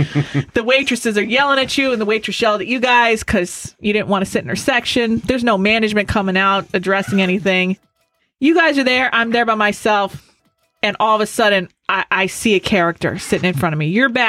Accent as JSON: {"language": "English", "town": "Scranton", "region": "Pennsylvania", "country": "United States", "said": "I'm from Scranton, Pennsylvania."}